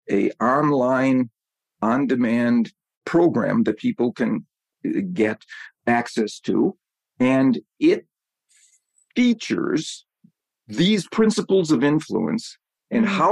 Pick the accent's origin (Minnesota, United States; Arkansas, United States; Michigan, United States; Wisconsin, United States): Wisconsin, United States; I grew up in Wisconsin, so my my NFL favorite team is the Green Bay Packers.